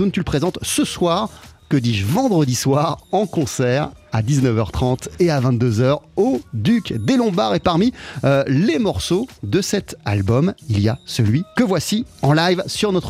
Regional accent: London, United Kingdom; Et en fait, euh, bah on fait de la musique qui, est, londonienne parce que on vient de Londres

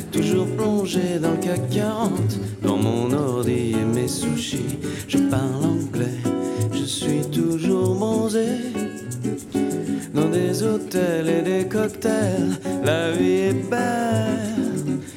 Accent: France; Vous savez, j'ai grandi en France.

